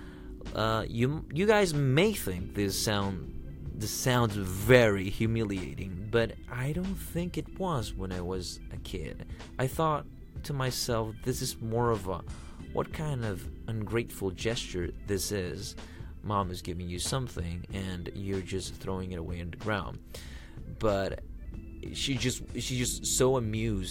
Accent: El Salvador; I grew up in El Salvador, which is a country in Central America.

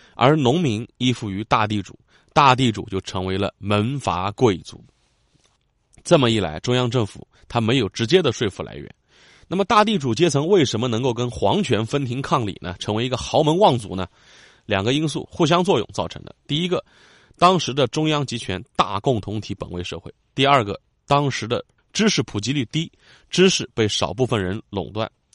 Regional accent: Yangzhou, Jiangsu, China; 我的家乡扬州

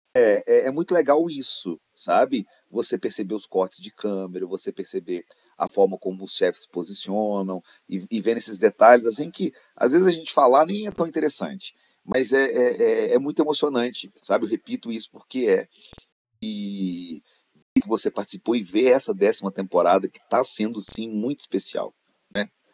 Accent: Minas Gerais, Brazil; eu sou de Minas

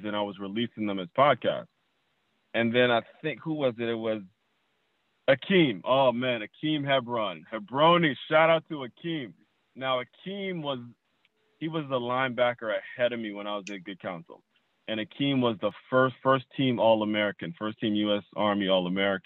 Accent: Trinidad & Tobago; now in South Florida, United States; I'm from Trinidad. My family's from Trinidad.

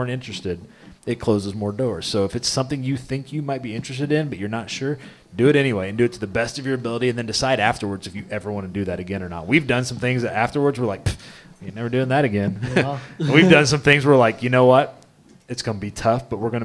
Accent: Midwest, United States; Growing up in the Midwest

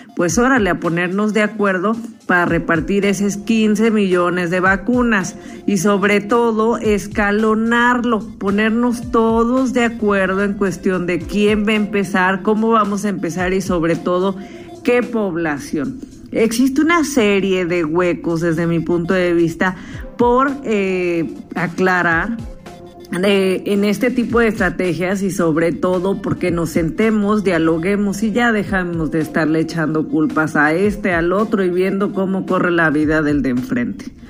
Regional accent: Mexico; nosotros como mexicanos

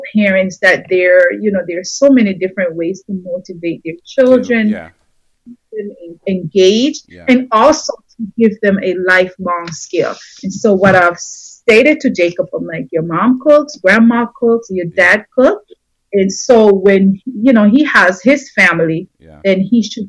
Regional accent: Jamaica; us growing up in Jamaica

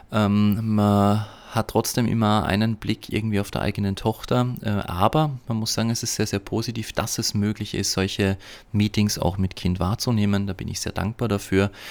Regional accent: Upper Austria, Austria; bin ich in Oberösterreich auf dem Hof meiner Eltern, das heißt in der Gegend, wo ich aufgewachsen bin und bin darüber tatsächlich sehr, sehr froh.

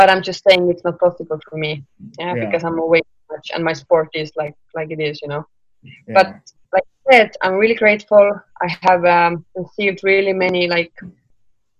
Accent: Estonia; I'm from Estonia

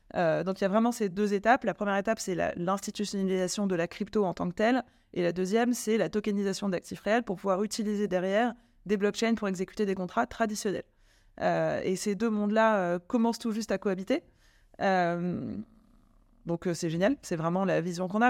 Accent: France; also born or lived in London; Je suis française

